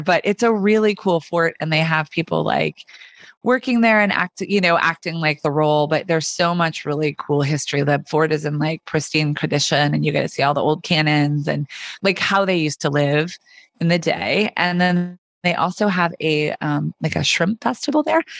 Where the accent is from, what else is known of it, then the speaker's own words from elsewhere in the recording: Kansas, United States; now in Amelia Island, United States; I grew up in Kansas, which is landlocked.